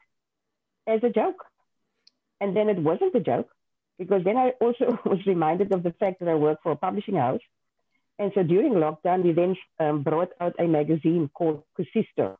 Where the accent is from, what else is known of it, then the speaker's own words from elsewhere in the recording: Bonnievale, Western Cape, South Africa; first language Afrikaans; English is a second language; also born or lived in Worcester; I went to high school in Worcester. I'm from Bonnieville originally. So I'm an Afrikaans girl. And so I knew nothing else other than speaking Afrikaans